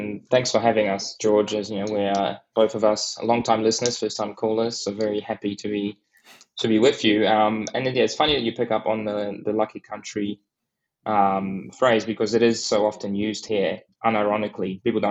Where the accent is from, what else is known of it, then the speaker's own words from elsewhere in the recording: New Zealand; moved away as an adult; now in Australia; I'm a New Zealander who moved to Australia 16 years ago, and I haven't gone back.